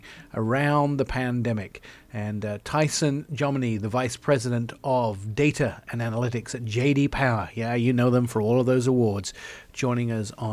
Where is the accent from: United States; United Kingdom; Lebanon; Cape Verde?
United Kingdom; England; moved away; I grew up in England